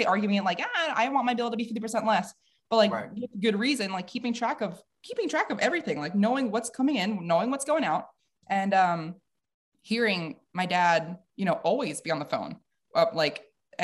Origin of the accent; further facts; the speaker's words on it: White Plains, New York, United States; moved away as an adult; I'm from Westchester County, White Plains, New York, downstate